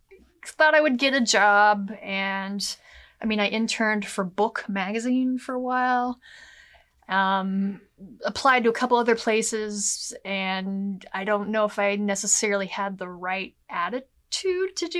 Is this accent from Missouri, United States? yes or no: yes; Missouri, United States; I'm originally from Missouri. I grew up on a farm